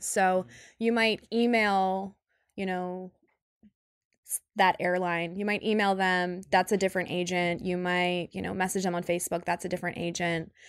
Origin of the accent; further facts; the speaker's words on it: Northeast Ohio, United States; moved away as an adult; also born or lived in Sydney, Australia / San Francisco; I grew up in Northeast Ohio